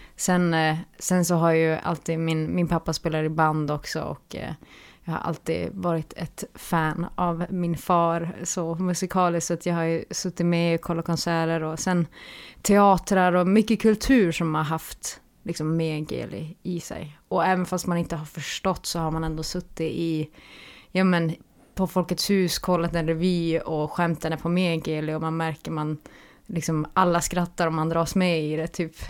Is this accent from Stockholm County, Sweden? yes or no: no; Pajala, Norrbotten County, Sweden; Ja, jag är från Pajala.